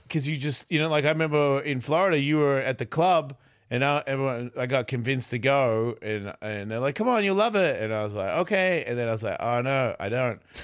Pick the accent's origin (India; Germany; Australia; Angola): Australia; I'm Australian